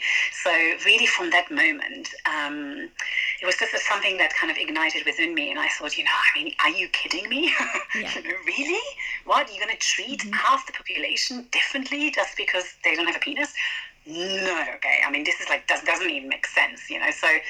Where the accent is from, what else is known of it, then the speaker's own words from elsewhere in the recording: Venezuela; moved away as an adult; now in United Kingdom; So I grew up in Venezuela, and then I came to the UK to study.